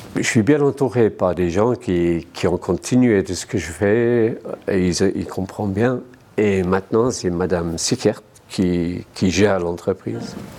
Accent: between Liverpool and Manchester, North West England, United Kingdom; French is a second language; moved away as an adult; also born or lived in London; now in Neuchâtel, Switzerland; je viens de l'Angleterre, dans le nord de l'Angleterre, entre Liverpool et Manchester.

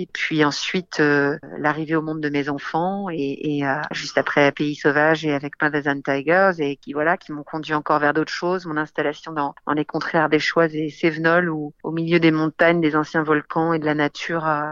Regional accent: France; also born or lived in England; J'ai grandi en France

